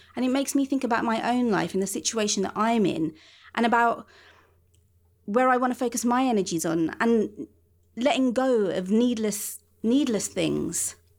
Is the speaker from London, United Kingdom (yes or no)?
yes; London, United Kingdom; I spend a lot of my teens wandering round my part of London